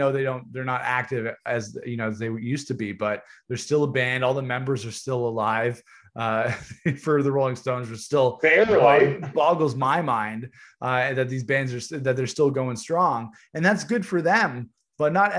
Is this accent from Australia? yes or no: no; Canada; We're from Canada.